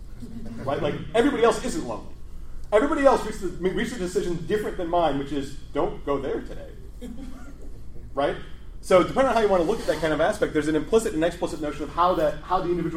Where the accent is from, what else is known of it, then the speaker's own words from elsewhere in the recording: Midwest, United States; I'm from the Midwest.